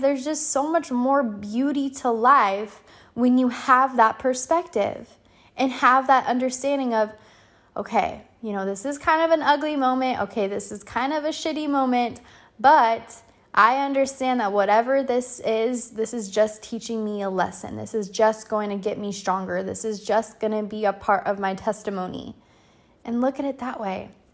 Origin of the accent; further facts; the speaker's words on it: California, United States; moved away; I'm out here in California, back in my hometown